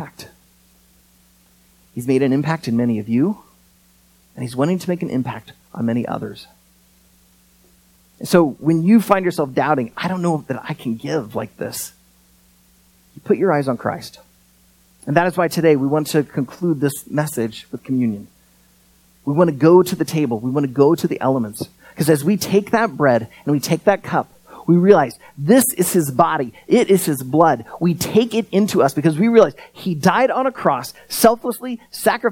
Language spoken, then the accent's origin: English; United States; As an American